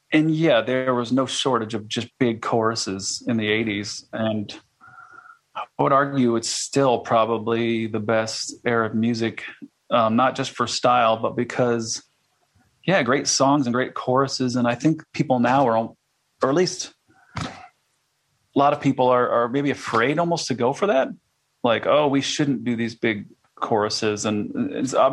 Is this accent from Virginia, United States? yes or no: no; Iowa, United States; I'm from Iowa.